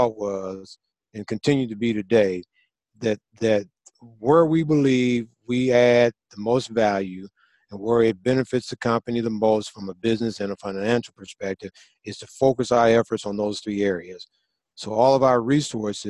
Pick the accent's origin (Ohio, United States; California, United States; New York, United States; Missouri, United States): Missouri, United States; St. Louis; when I grew up in St. Louis, Missouri